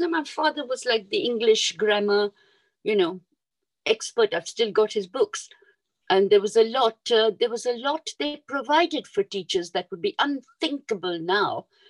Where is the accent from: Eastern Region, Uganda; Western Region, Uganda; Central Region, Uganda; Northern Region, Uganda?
Central Region, Uganda; Kampala; moved away as an adult; also born or lived in Mombasa, Kenya / Jinja, Uganda; We moved from Mombasa when I was five years old and we came to Kampala. And uh, we lived in Kampala. I lived in Kampala about 10 years and then my father was transferred to Jinja.